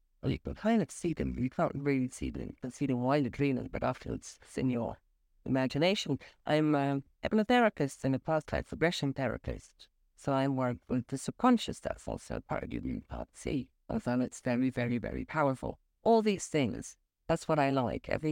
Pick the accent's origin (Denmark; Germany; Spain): Germany; Berlin; now in Geneva, Switzerland; I am opera singer from Berlin